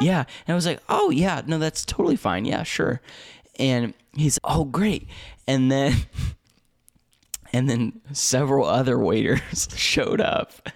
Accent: Indianapolis, Indiana, United States; I'm from the States, like, from I, from Indianapolis

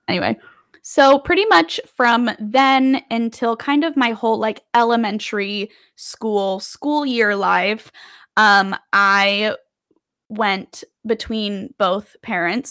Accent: Las Vegas, Nevada, United States; moved away as an adult; now in New York City, United States; I am a true Las Vegas born and raised. I lived in Las Vegas from the time I was born to the time I went to college

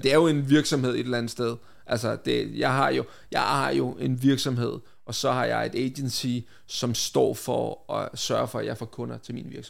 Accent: Vestegnen, Capital Region of Denmark, Denmark; min opvækst på Vestegnen

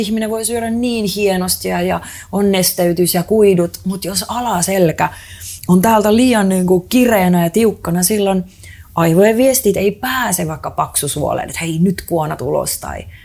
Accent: Estonia; mä oon itse Eestistä kotoisin

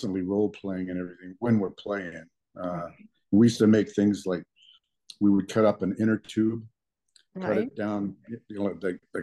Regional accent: Lakewood, California, United States; also born or lived in Maywood, California / Bell Gardens, California; I was born in Maywood Hospital. So they said, where were you born? I say Maywood. But I was raised in Lakewood

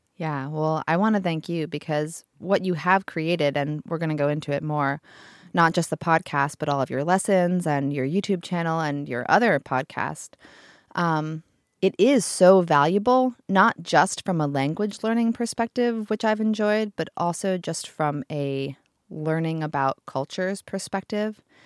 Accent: United States; first language English; I grew up in America speaking English

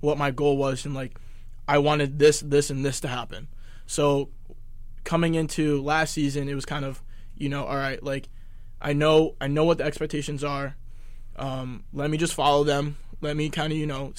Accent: Connecticut, United States; also born or lived in Rhode Island; we're both from Connecticut.

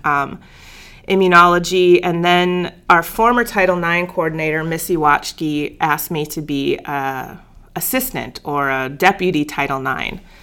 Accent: Bismarck, North Dakota, United States; moved away as an adult; So I grew up in Bismarck, North Dakota.

